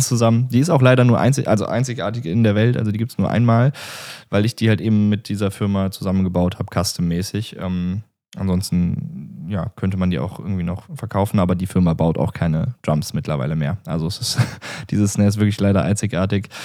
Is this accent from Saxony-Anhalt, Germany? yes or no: no; Remscheid, North Rhine-Westphalia, Germany; also born or lived in Wuppertal; hier so in NRW und in der Umgebung, wo ich aufgewachsen bin. Ich äh, bin geboren in Remscheid.